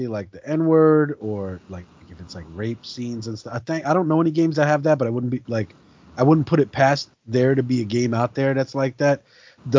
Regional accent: New York City, New York, United States; I was like 19 years old, growing up in New York City, in Brooklyn

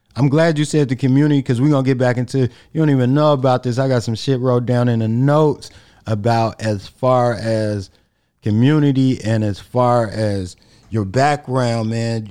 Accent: Chicago, Illinois, United States; us as black guys growing up in Chicago

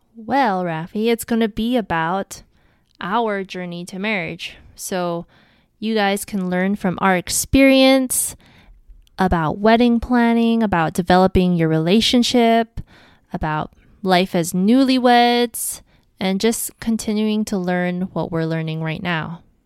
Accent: Honolulu, Hawaii, United States; I'm from Hawaii, Honolulu, to be exact.

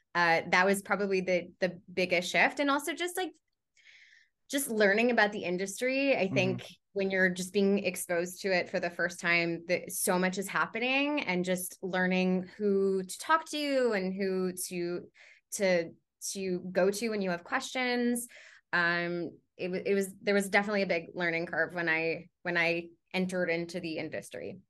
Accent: Canada; I am a Canadian uh, voice and on camera performer

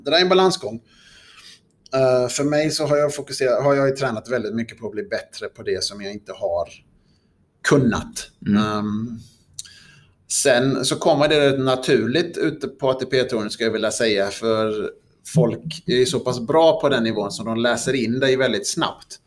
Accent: Sweden; som svensk

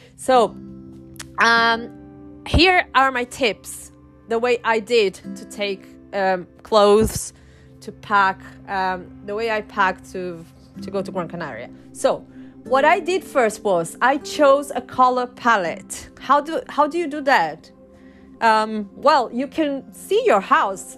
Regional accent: Brazil; first language Portuguese; English is a second language; also born or lived in Chile / north of England, United Kingdom; now in United Kingdom; i am from brazil i'm brazilian and in brazil we speak portuguese brazilian portuguese so that's my first language

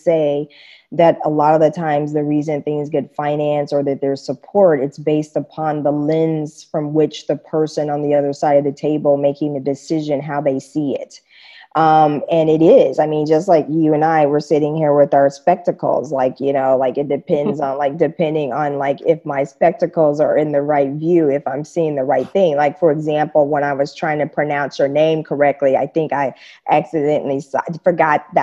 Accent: Kansas, United States; moved away as an adult; also born or lived in Japan; I grew up in Kansas, you know, and that's the middle, the heart of America, the Bible Belt

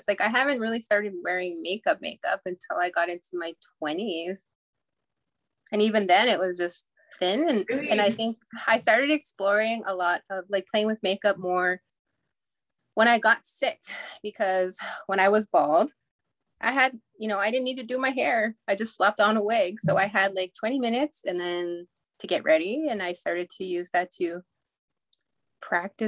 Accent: Goodfish Lake, Alberta, Canada; born or raised there

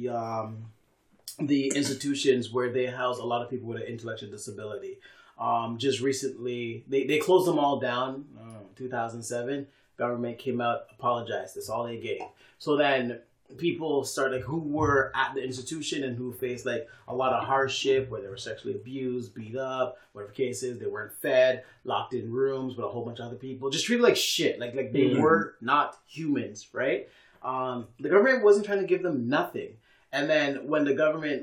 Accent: Canada; we've been doing as a Canadian society

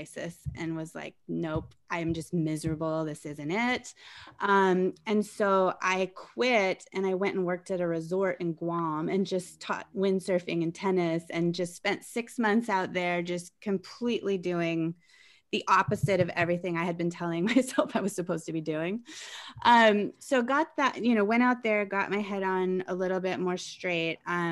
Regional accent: Colorado, United States; I grew up in Colorado, and I, after going to university there

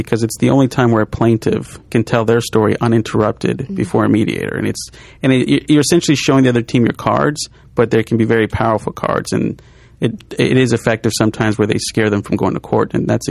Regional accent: El Paso, Texas, United States; moved away; I grew up in El Paso surrounded by Hispanics.

